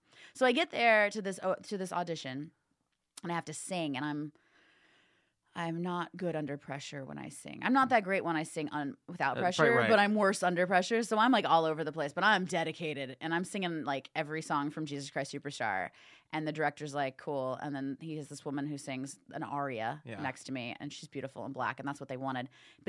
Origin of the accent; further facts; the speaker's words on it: Indiana, United States; I felt for her because I'm from Indiana, so I'm still nice and not jaded yet.